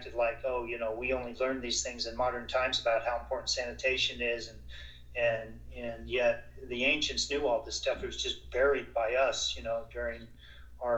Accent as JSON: {"language": "English", "region": "South Florida", "country": "United States", "tie": "born or raised there", "said": "I grew up in Florida, in South Florida."}